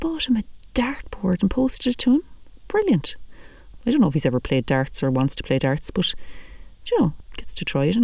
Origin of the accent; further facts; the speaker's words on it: Whitechurch, Ireland; my home village